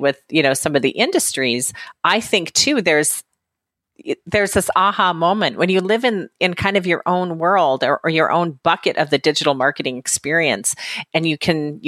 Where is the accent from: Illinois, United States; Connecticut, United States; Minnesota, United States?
Minnesota, United States; moved away as an adult; now in Southern California, United States; I'm originally from Minnesota.